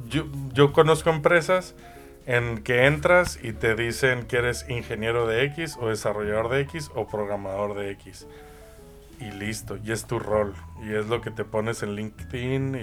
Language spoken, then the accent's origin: Spanish; Mexico; desde México, mi tierra natal.